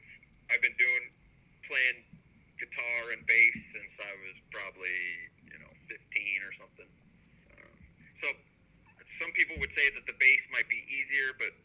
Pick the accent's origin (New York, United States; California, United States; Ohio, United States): California, United States; San Diego; Born and raised in San Diego, California.